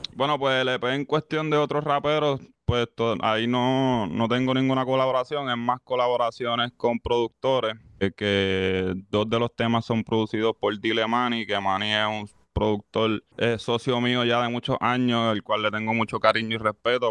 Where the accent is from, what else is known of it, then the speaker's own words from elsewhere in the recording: Caguas, Puerto Rico; yo soy de Cagua. Yo vengo, vengo de Notre Dame